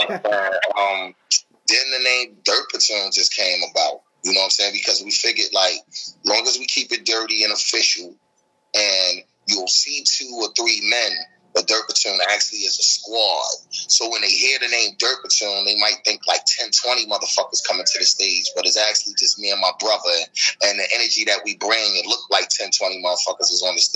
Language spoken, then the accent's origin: English; Baltimore, Maryland, United States; we come from Baltimore